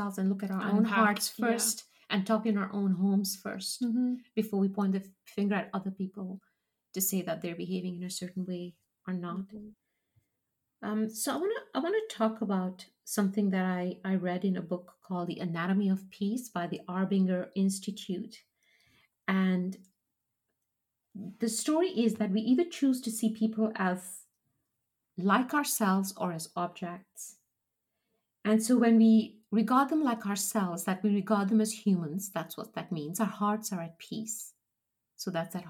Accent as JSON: {"language": "English", "country": "Kenya", "tie": "born or raised there", "said": "growing up in Kenya, we had people, African people who worked for us and worked for my dad in the business"}